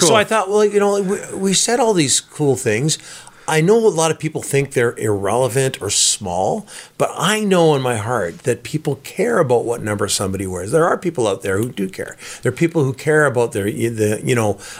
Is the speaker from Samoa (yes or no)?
no; Burnaby, British Columbia, Canada; also born or lived in Vancouver; I am from Burnaby